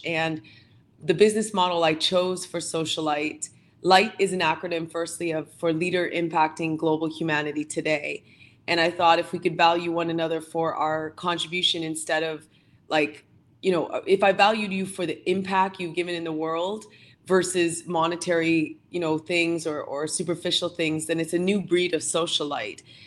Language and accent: English; Canada; my family is from the Philippines, but I was born and raised here in Canada